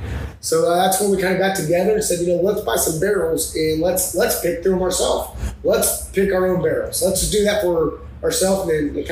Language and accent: English; Nashville, Tennessee, United States; from Nashville, born and raised.